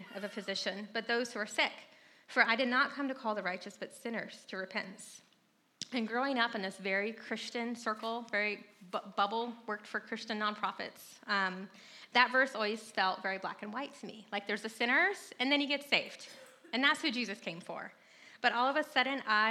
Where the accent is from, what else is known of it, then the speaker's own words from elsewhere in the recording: North Carolina, United States; moved away as an adult; also born or lived in San Francisco; I grew up in North Carolina